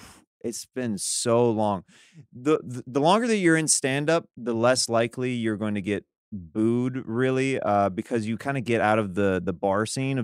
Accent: Kansas, United States; Originally from Kansas.

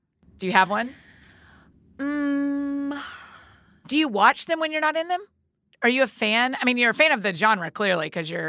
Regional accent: the South, United States; I've only ever lived in the South

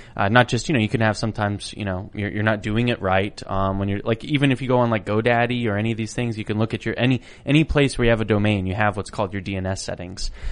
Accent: Idaho, United States; growing up where I grew up, it was, you know, a, an amazing, wonderful place. It was a very beautiful geography. I'm from Idaho

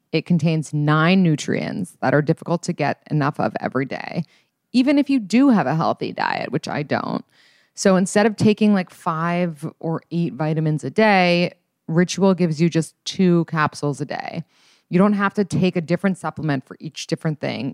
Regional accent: New York City, New York, United States; so I grew up in New York City

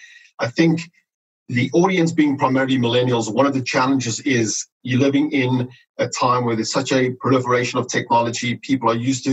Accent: South Africa; moved away; growing up in South Africa

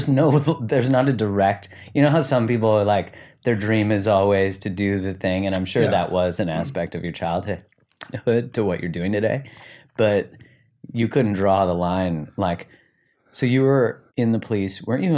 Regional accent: Canada; Oh, yeah, we're very British.

